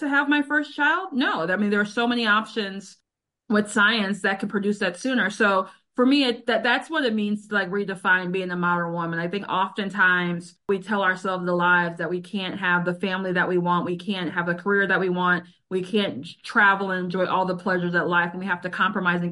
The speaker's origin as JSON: {"language": "English", "town": "Chicago", "region": "Illinois", "country": "United States", "moved": "as an adult", "said": "I am a girl from the South Side. And so when I moved back home to Chicago in 2020"}